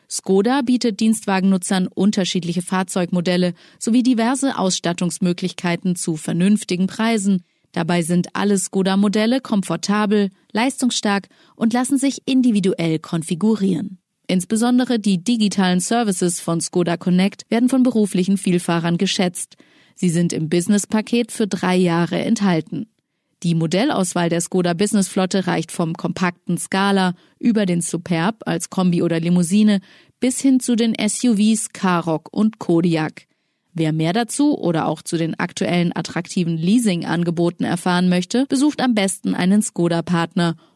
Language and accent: German; Netherlands; now in Germany; ich komme selber ursprünglich aus den Niederlanden, wo das halt schon ganz normal ist, schon ganz lange Zeit.